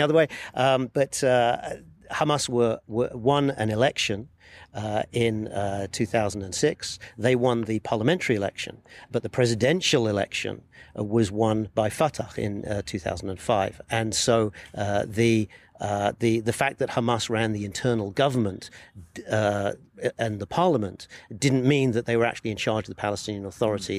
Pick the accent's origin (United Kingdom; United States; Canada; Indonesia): United Kingdom; moved away as an adult; now in Jerusalem; I'm a British foreign correspondent. I've been based in Jerusalem for the last 15 years